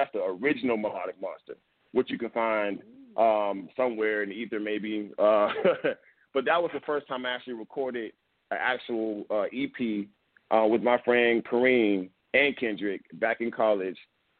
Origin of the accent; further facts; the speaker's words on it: Atlanta, Georgia, United States; So, like I said, I'm from Atlanta. You know what I mean? Like, let's not forget that.